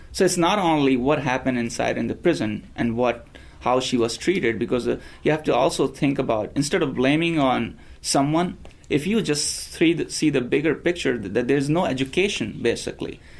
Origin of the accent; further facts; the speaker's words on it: India; moved away as an adult; now in United States; I was ra- born and raised in India in a small town, and I came here uh, 16 years ago.